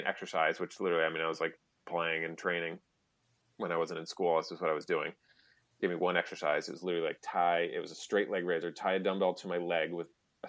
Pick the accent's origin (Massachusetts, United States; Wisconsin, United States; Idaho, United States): Massachusetts, United States; And I grew up outside Boston.